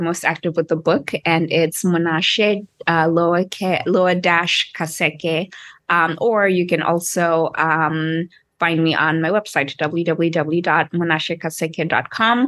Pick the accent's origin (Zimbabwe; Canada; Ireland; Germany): Zimbabwe; Harare; moved away as an adult; also born or lived in Cape Town; I grew up in Harare, Zimbabwe